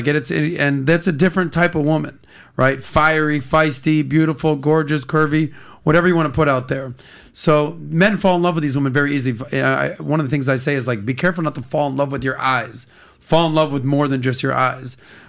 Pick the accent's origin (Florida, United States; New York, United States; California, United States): Florida, United States; Miami; So we live in Miami, right? I'm born and raised in Miami.